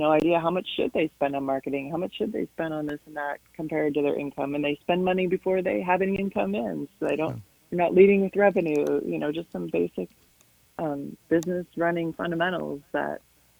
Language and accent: English; Chicago, Illinois, United States; moved away as an adult; now in Idaho Falls, United States; I'm from the Chicago area